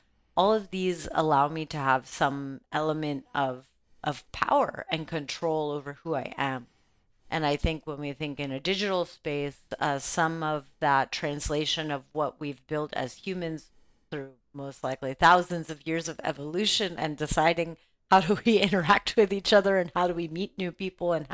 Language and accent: English; Los Angeles, California, United States; I grew up in Los Angeles, California, during a time of a lot of political change